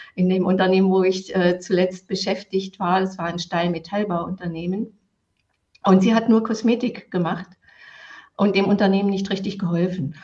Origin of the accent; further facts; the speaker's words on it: East Germany, Germany; ich bin im Sozialismus aufgewachsen